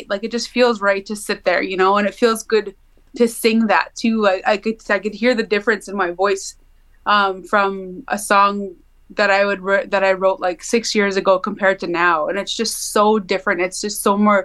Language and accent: English; Mosakahiken Cree Nation, Manitoba, Canada; I'm Cree from Missipaistic Cree Nation